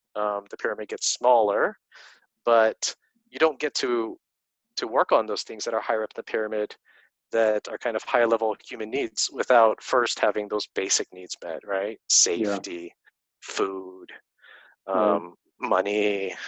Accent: Stockton, California, United States; my hometown of Stockton, California

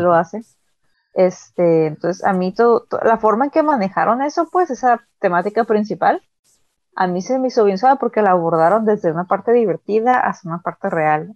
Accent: Mexico

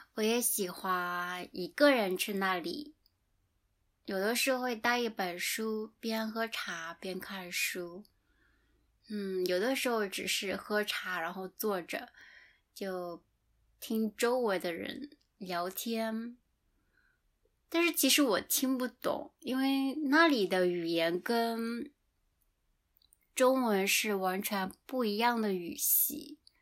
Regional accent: China; moved away; 我的家乡离福建很近

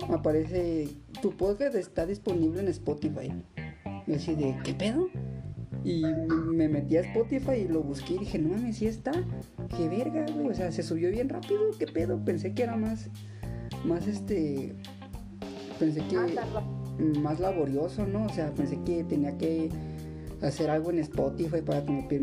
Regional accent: Acapulco, Guerrero, Mexico; now in Morelia, Mexico; soy de Acapulco.

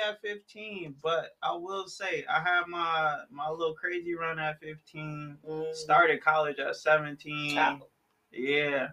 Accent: Chicago, Illinois, United States; moved away; also born or lived in Georgia; I'm from Chicago originally, but I used to live down in Georgia

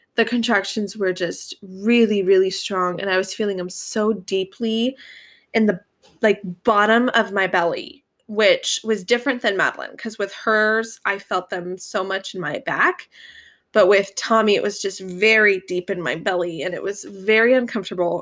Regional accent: Northern California, United States; we're from Northern California

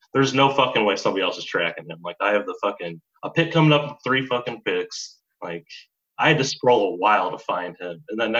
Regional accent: Mishawaka, Indiana, United States; I'm actually from Mishawaka, which is right outside South Bend.

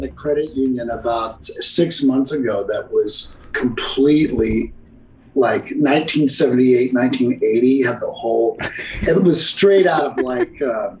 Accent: San Bernardino, California, United States; also born or lived in Nashville; now in Ventura, United States; I'm originally from San Bernardino

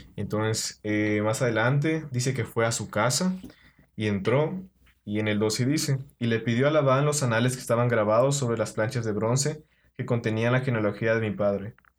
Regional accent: Puebla, Mexico; Yo soy de Puebla

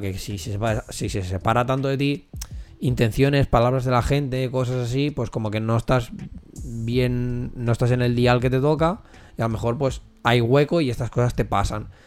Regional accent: Corró, Catalonia, Spain; Somos de Curro

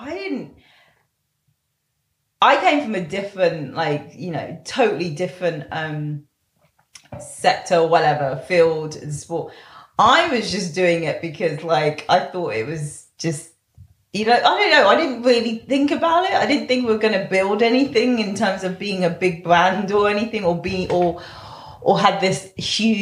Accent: London, United Kingdom; I grew up near Labour Grove. My mum grew up in Labour Grove. I went to Portobello Market from when I was a kid

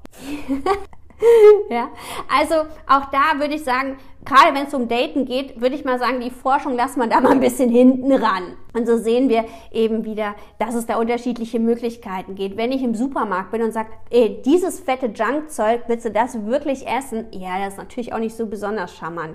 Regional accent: Düsseldorf, North Rhine-Westphalia, Germany; ich komme aus Düsseldorf

